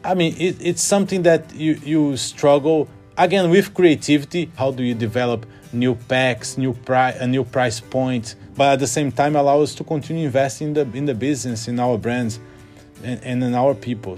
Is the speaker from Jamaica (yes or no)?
no; Rio de Janeiro, Brazil; moved away as an adult; now in London, United Kingdom; I grew up in Rio